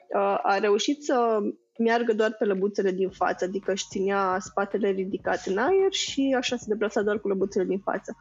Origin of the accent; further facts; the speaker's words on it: Romania; noi ca români